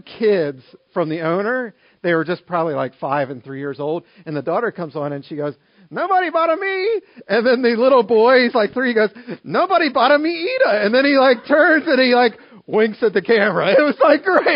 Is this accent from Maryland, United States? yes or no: yes; Maryland, United States; now in Harrisburg, United States; I grew up in Maryland